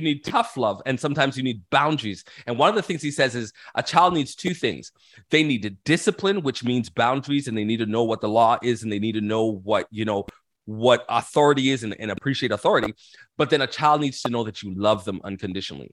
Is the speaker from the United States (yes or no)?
no; Toronto, Ontario, Canada; I was born and raised in Canada, so I'm Canadian, um, in Toronto specifically